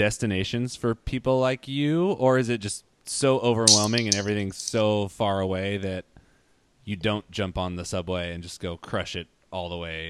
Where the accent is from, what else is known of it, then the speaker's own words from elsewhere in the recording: Santa Cruz, California, United States; we're from California. Santa Cruz is a small place